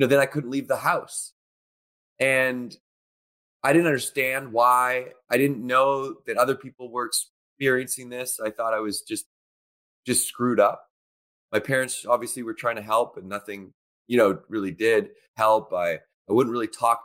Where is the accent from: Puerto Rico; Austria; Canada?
Canada; Victoria, British Columbia; when I was going to school in Victoria, BC, where I grew up in Canada